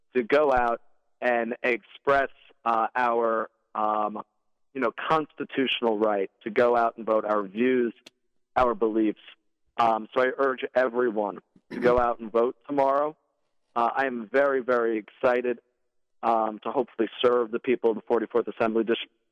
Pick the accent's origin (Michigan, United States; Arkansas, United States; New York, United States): New York, United States; New York City; I grew up in Windsor Terrace. Uh, I'm a lifelong Brooklynite